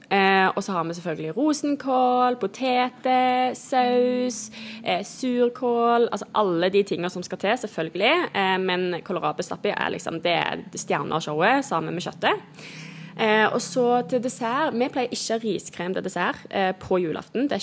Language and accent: Norwegian; Rogaland, Norway; Um, så de fleste klarer å høre at jeg liksom er fra Stavanger, men det er ikke så mange som hører at jeg er fra Jæren, fordi at jeg ikke har den der jærske greia med meg